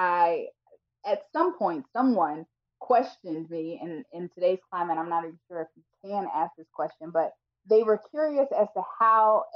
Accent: Atlanta, Georgia, United States; moved away; I am originally from Atlanta, Georgia

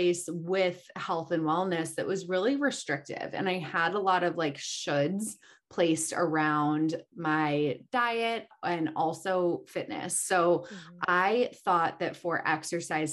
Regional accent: Chicago, Illinois, United States; also born or lived in Marina Del Rey, Los Angeles; now in Los Angeles, United States; I'm originally from Chicago. So I grew up in Chicago.

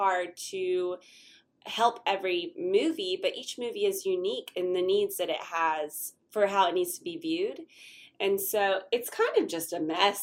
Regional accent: Wilmington, North Carolina, United States; I was born and raised in Wilmington

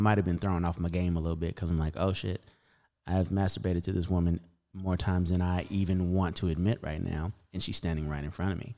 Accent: Las Vegas, Nevada, United States; born or raised there; also born or lived in Camden, Arkansas

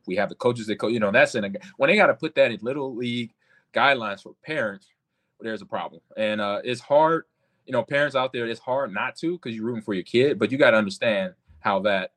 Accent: Omaha, Nebraska, United States; we all played for the same high school growing up in Omaha, Nebraska

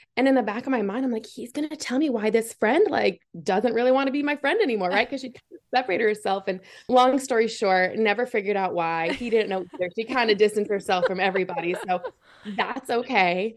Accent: Massachusetts, United States; moved away as an adult; now in Clemson, United States; I'm born and raised in Massachusetts

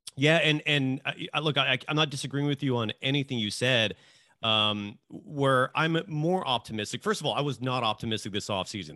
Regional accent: Bay Area, California, United States; growing up in the Bay Area

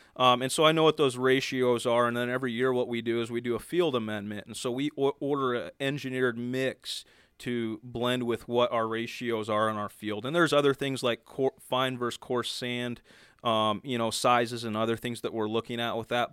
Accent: Oregon, United States; also born or lived in Southern California; I'm from Oregon

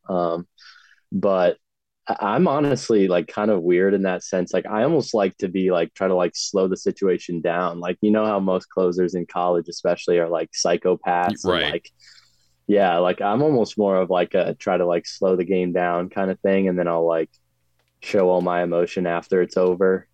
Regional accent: Northern Virginia, United States; moved away as an adult; now in Bowling Green, Kentucky, United States; growing up in Northern Virginia

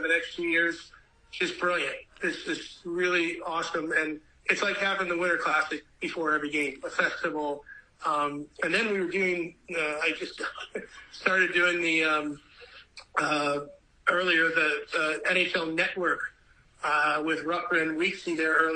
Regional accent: Michigan, United States; also born or lived in St. Louis, Missouri; I was born in St. Louis, raised in Michigan

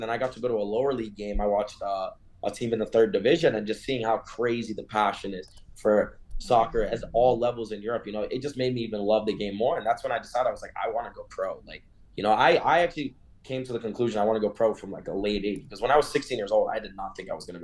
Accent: South Florida, United States; moved away as an adult; now in Denver, United States; I grew up in South Florida

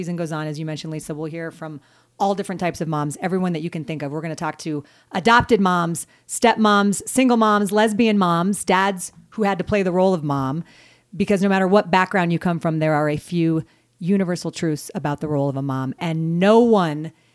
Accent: Denver, Colorado, United States; moved away as an adult; also born or lived in Boston; I grew up in Denver.

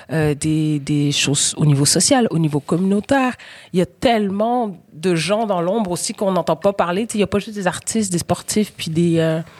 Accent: Quebec, Canada; also born or lived in Senegal; Puis je me sens sénégalaise, puis je me sens québécoise.

